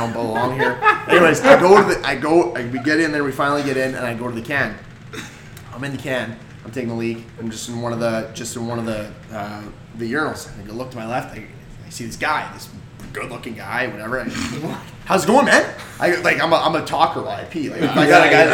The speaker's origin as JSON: {"language": "English", "town": "Winnipeg", "region": "Manitoba", "country": "Canada", "moved": "as an adult", "lives_now": "Lynchburg, United States", "said": "I'm from Canada, from Winnipeg."}